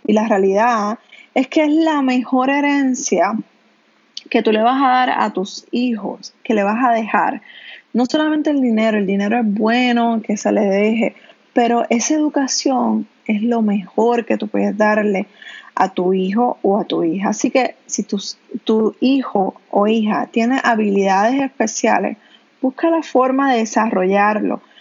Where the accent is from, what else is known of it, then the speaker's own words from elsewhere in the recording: Canóvanas, Puerto Rico; yo soy de Canóvanas